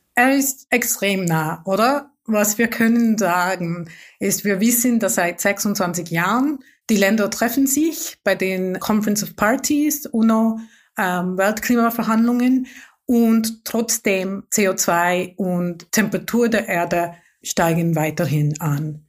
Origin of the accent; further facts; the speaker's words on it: Mumbai, Maharashtra, India; German is a second language; moved away; Ich komme aus einer wohlhabenden Familie aus der Großstadt Mumbai